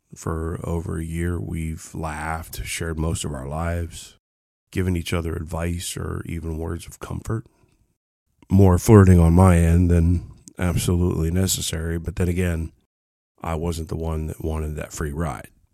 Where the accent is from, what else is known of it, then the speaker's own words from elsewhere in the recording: Ohio, United States; also born or lived in Kentucky; I was born in Ohio, small town.